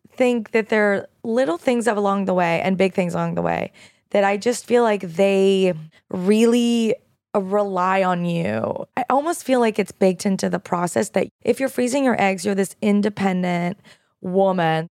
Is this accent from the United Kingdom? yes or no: no; Canada; now in United States; as a Canadian